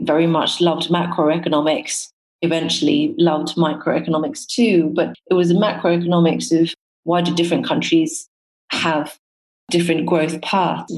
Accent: Nairobi, Kenya; the starting point is definitely where I was born in Kenya. Being brought up in a developing country

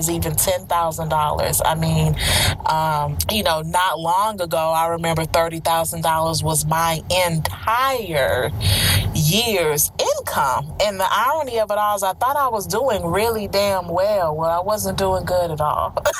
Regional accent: Houston, Texas, United States; moved away; also born or lived in Orlando, Florida; I moved from Orlando, Florida, the Central Florida area, to my hometown of where I am now, Houston, Texas

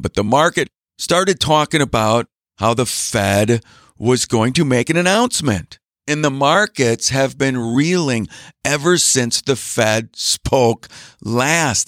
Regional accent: Green Bay, Wisconsin, United States; also born or lived in Milwaukee, Wisconsin; I grew up in Green Bay, Wisconsin

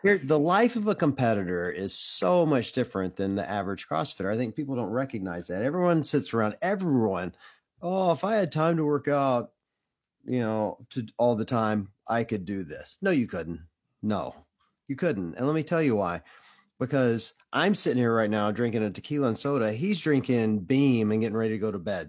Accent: Tupelo, Mississippi, United States; moved away; was living in my hometown in Tupelo, Mississippi

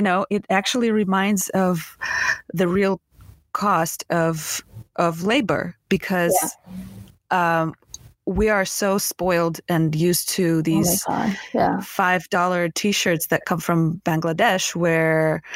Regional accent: Russia; now in United States; I come from Russia and I was born in Soviet Union

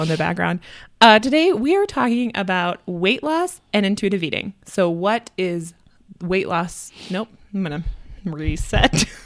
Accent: Midwest, United States; now in Denver, United States; We're both from the Midwest

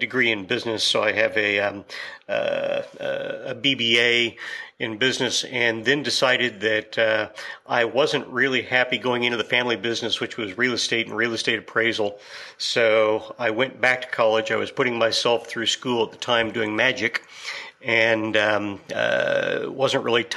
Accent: Kansas, United States; I'm from Kansas, and you've got oil and cattle here

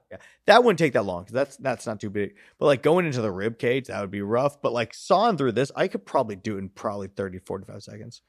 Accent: California, United States; I am from California, born and raised

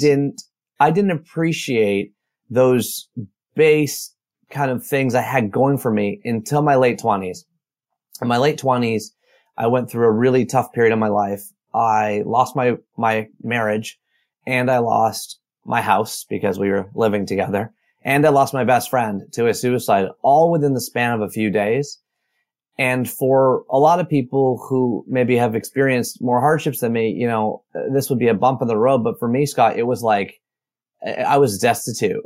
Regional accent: Oshawa, Ontario, Canada; also born or lived in Toronto; I was born in Oshawa, Ontario, Canada, just a hour east of Toronto in nineteen seventy-nine

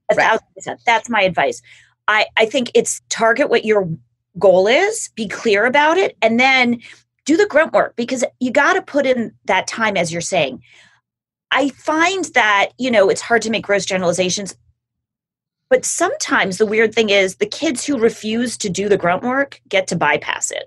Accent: Los Angeles, California, United States; I grew up in Los Angeles with a family that like cared about public service

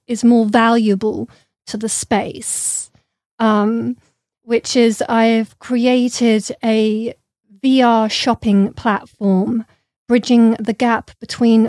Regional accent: London, United Kingdom; I grew up in London with a lot of British artists

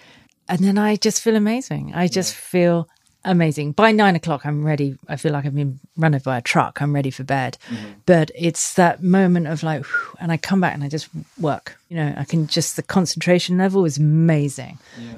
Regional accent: Australia; And I've always swum, being an Aussie.

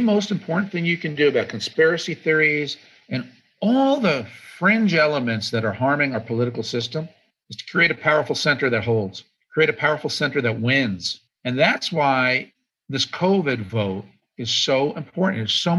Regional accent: United States; And I said live on Fox that I'm an American before I'm a Republican

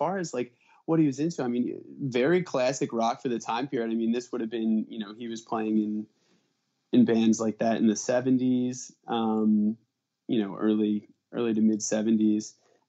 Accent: Pennsylvania, United States; No, all of us are born in the Philly area. And I grew up, like Philly suburbs in the Northeast. Montgomery County.

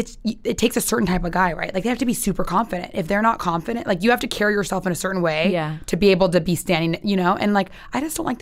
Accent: San Diego, California, United States; I'm from San Diego.

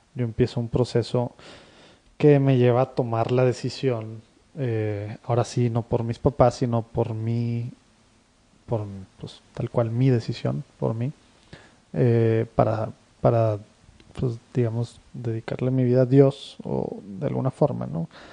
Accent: Monterrey, Nuevo León, Mexico; somos de Monterrey, ambos, y aquí estamos casi toda nuestra vida, salvo temas de estudios

